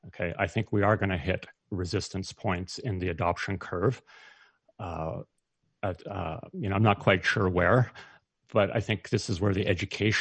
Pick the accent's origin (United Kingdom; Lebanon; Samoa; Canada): Canada; as a Canadian